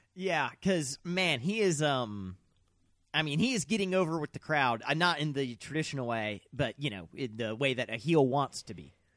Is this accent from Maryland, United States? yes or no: no; Mississippi, United States; we're from Mississippi